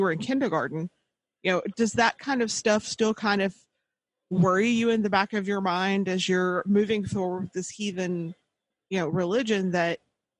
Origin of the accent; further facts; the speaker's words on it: Arkansas, United States; I grew up in Arkansas